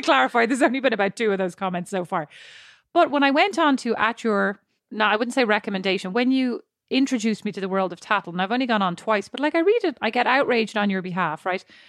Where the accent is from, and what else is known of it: Ireland